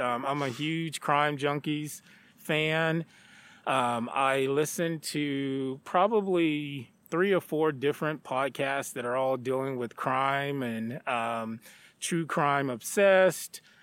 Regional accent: Stamps, Arkansas, United States; moved away as an adult; also born or lived in Texas; now in Chadron, United States; I grew up in a small town um, called Stamps, Arkansas

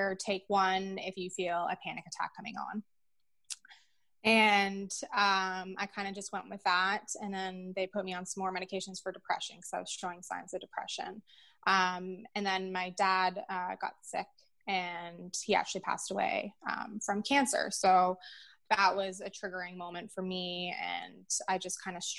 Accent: Peterborough, Ontario, Canada; It is my hometown.

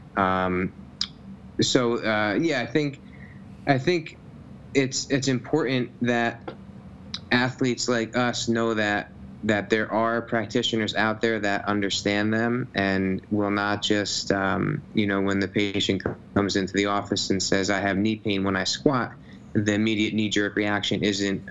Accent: Nutley, New Jersey, United States; i grew up in new jersey grew up in the town i live in nutley

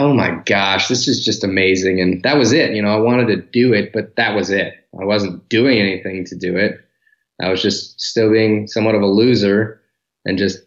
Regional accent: Detroit, Michigan, United States; moved away as an adult; now in Dallas, United States; I was born and raised in Detroit until we moved to the suburbs, which most people do. So I spent my entire youth life up to 18, 19 years old in Michigan

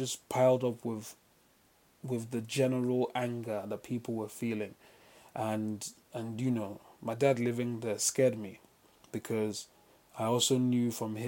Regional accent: Port Harcourt, Rivers State, Nigeria; Then I grew up in River State, Port Harcourt

